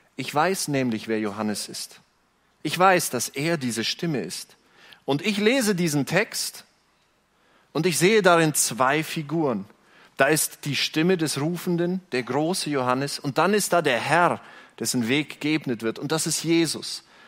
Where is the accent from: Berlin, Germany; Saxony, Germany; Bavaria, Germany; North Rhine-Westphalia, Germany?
Bavaria, Germany; Günzburg; ich bin Bayer. Ich komme nicht von hier, ich komme von dort, jenseits der Grenze